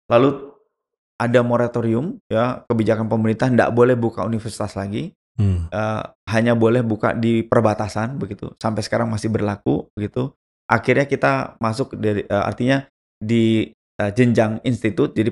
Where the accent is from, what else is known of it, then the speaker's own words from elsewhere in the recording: Java, Indonesia; saya orang Indonesia, udah gitu saya orang Jawa begitu.